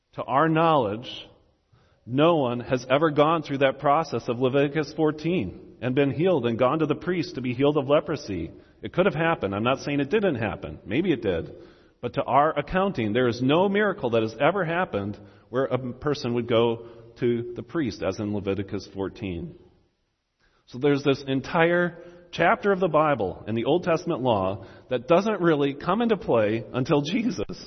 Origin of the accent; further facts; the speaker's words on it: United States; as an American